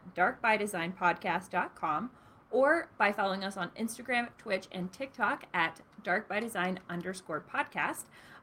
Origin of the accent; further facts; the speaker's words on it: Pennsylvania, United States; So I grew up in Pennsylvania, so this is like near and dear to my heart.